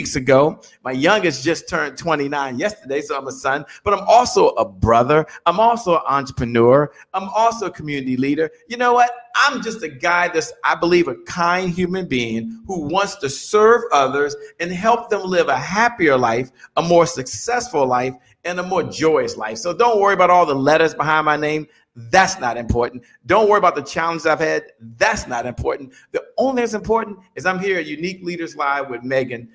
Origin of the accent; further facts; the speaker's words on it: Dale City, Virginia, United States; I grew up in Dale City, Virginia, in Washington, D.C.